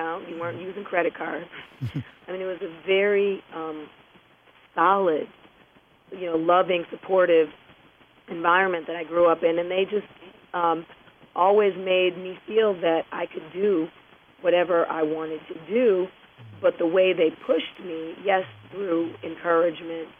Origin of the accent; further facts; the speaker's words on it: Detroit, Michigan, United States; moved away; I grew up in Detroit, Michigan